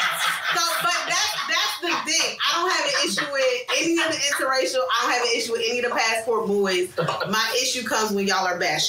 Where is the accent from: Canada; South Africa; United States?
United States; as an American woman